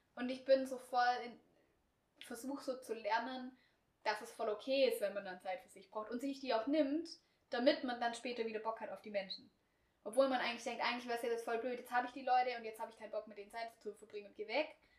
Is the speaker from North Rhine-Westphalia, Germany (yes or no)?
no; Swabia, Baden-Württemberg, Germany; accent: Swabian; ich spreche halt nicht das breiteste Schwäbisch